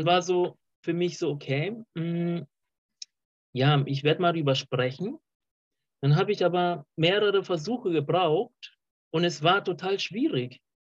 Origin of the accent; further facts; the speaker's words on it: Colombia; moved away; ich komme aus, äh, auch aus Südamerika, aus Kolumbien